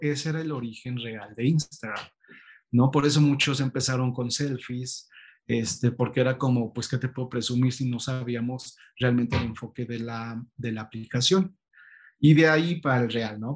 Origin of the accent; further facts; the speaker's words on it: State of Mexico, Mexico; now in Mexico City, Mexico; mis papás decidieron irse al Estado de México y ahí fue donde llevé toda mi, vida estudiantil